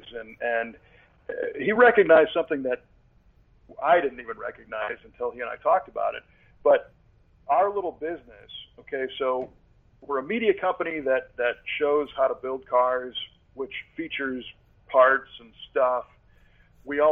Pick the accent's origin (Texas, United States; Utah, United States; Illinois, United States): Illinois, United States; Chicago; moved away as an adult; also born or lived in Southern California; I grew up in the Chicago area, and I moved out to California in July.